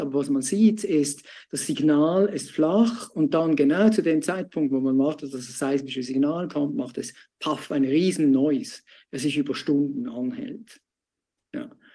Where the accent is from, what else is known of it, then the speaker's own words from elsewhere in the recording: Switzerland; mir als Schweizer